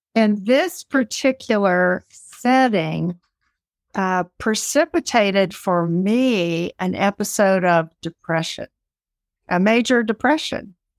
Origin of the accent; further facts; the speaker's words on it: South Carolina, United States; I grew up in South Carolina in a typical home